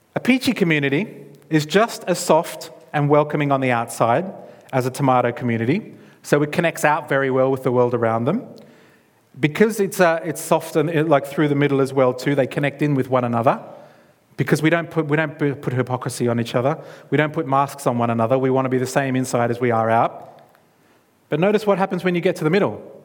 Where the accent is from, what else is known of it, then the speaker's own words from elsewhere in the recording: Australia; moved away; I'm from Australia. All of my, my blood family is in that country.